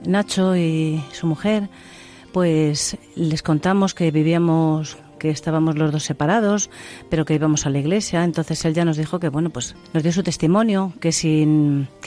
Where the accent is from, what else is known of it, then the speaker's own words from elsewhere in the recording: Castile and León, Spain; en mi pueblo.